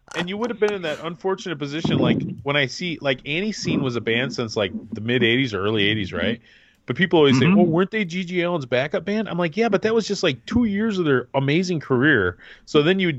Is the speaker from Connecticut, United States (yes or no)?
no; Michigan, United States; being a Michigan guy myself